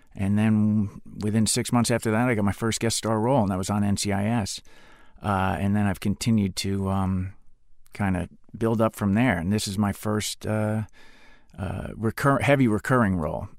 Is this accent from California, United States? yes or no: no; Spring Lake, New Jersey, United States; moved away; I grew up on the Jersey Shore